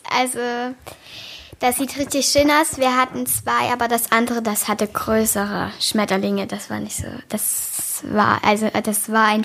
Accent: Saxony, Germany; ich komme aus dem Erzgebirge und ich bin sieben Jahre alt.

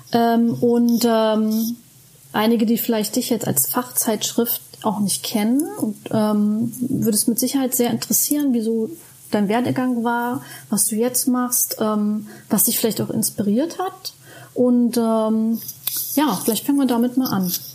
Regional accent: Germany; bei uns in Deutschland

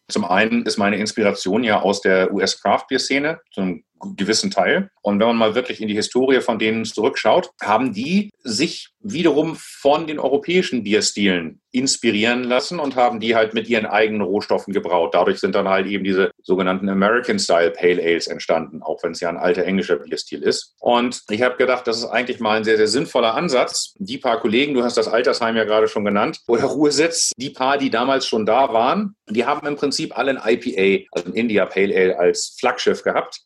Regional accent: Hamburg, Germany; ich bin Hamburger gebürtig, so wie meine Frau Julia

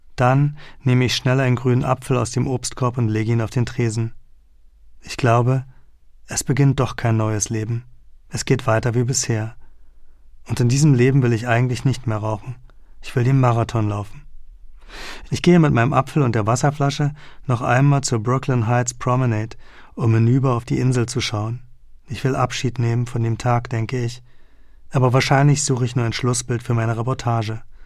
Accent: Berlin, Germany; moved away; den Westteil meiner Heimatstadt

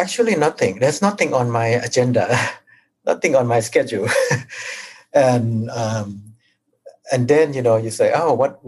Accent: Thailand; born or raised there

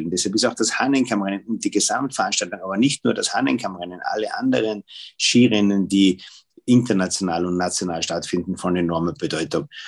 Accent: Tyrol, Austria; Gerade bei uns in Tirol, ich meine, das war ja die gesamte Wintersaison.

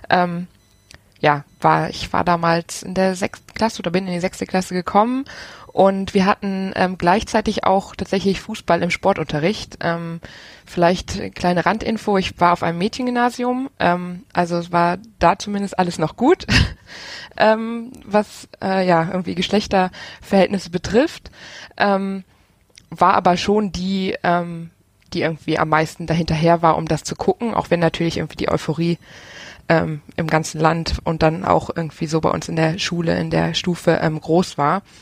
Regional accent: Rhineland, Germany; now in Aachen, Germany; ich komme aus dem Rheinland ähm, und ja, wohne jetzt in Aachen.

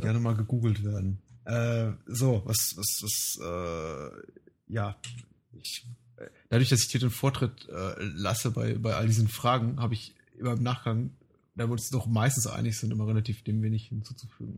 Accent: Germany; wir so als, als, als Deutsche

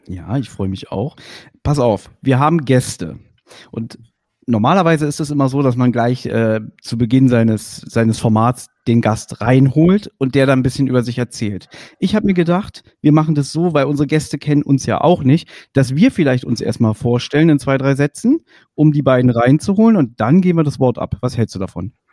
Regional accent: Berlin, Germany; ich bin Westberliner, 82er Jahrgang

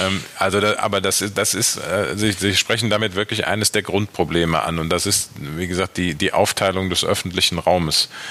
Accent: Aachen, North Rhine-Westphalia, Germany; now in Düsseldorf, Germany; ich bin ja gebürtig aus Aachen, also von daher weder Köln noch Düsseldorf, aber ich würde Düsseldorf immer als meine Heimat bezeichnen

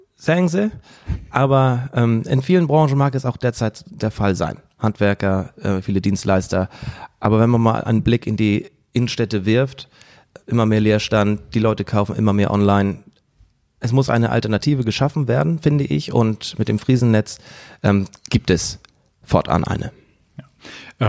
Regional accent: Husum, Schleswig-Holstein, Germany; Also ich komme jetzt aus Husum

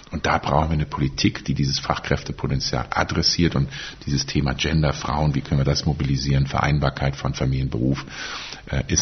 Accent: North Rhine-Westphalia, Germany; Ich komme auch aus Nordrhein-Westfalen, daher heißt es so.

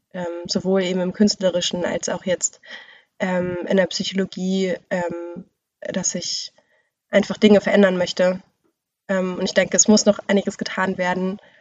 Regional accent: Bremen, Germany; also born or lived in Braunschweig; ich komme aus Bremen, bin aber weggegangen nach Braunschweig, um da zu studieren und da war ich in so einer Schreibgruppe und als ich dann wieder zurück nach Bremen kam

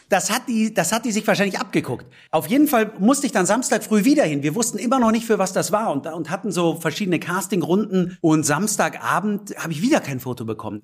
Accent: Munich, Bavaria, Germany; weil ich natürlich mit dem Pumuckel aufgewachsen bin, als echter Münchner

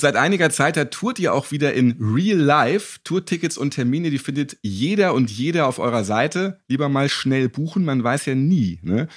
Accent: Hamburg, Germany; als geborener Hamburger

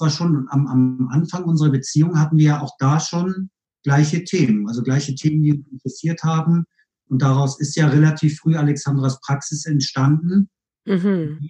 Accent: Kiel, Schleswig-Holstein, Germany; also born or lived in Hamburg / Bielefeld; now in Cologne, Germany; ich kam aus Kiel, also ich bin gebürtig aus Kiel, habe in Hamburg gelebt

